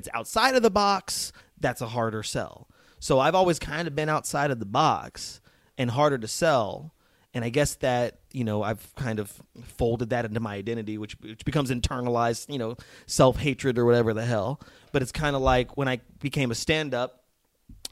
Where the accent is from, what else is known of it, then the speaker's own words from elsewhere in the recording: Las Vegas, Nevada, United States; moved away as an adult; also born or lived in New Mexico / Boston / New York; I'm from a small country town in New Mexico and then moved to Las Vegas, Nevada